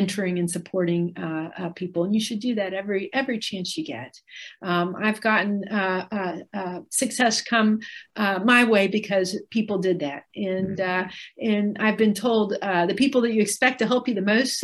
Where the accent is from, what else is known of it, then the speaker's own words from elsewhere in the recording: West Virginia, United States; moved away; where I grew up in West Virginia